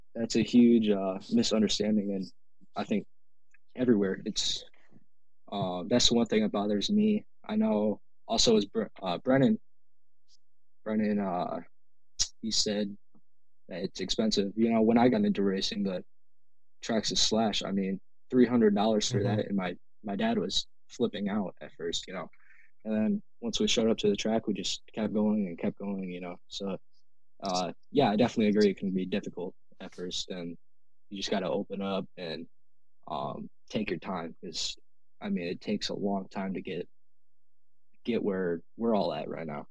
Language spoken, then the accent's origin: English; Canton, Ohio, United States; I'm from Canton, Ohio